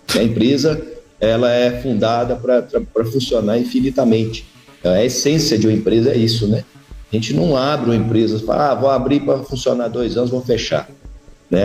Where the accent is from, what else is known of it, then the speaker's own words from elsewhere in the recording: Brazil; nós brasileiros